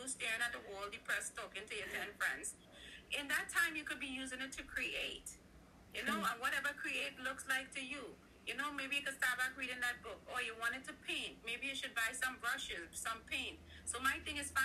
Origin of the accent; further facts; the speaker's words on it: Trinidad & Tobago; I'm from Trinidad